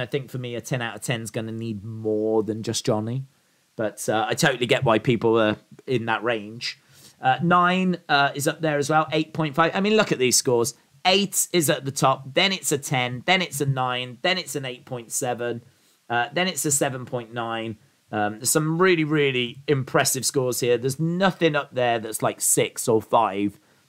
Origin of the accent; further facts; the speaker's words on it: Canada; Being Canadian, I am legally obliged to say Trish.